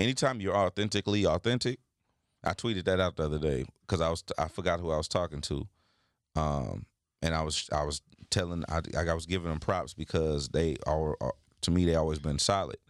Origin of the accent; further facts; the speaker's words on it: United States; as a black man growing up in America